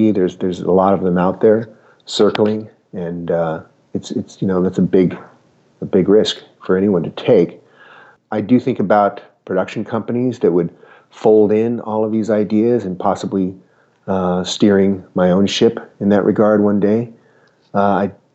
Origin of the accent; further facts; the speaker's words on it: Utah, United States; moved away; As a kid growing up in Utah